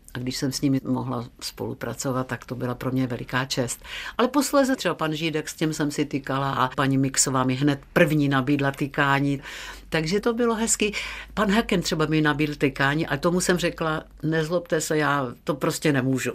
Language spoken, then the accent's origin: Czech; Czechia; jsem holka ze Šumavy